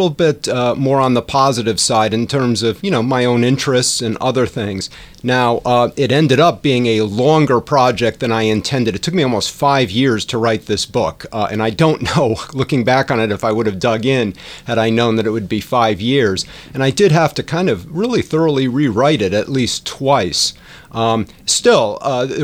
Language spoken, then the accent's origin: English; Storrs, Connecticut, United States; Grew up in New England, actually, in eastern Connecticut, Storrs, Connecticut